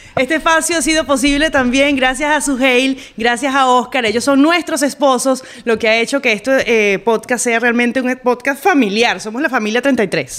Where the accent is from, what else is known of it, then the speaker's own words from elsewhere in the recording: Caracas, Capital District, Venezuela; moved away; Nací en Caracas